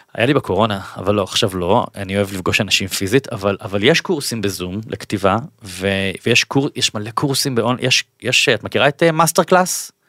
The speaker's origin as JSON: {"language": "Hebrew", "town": "Bat Yam", "region": "Tel Aviv District", "country": "Israel", "said": "אני במקור בת ימי"}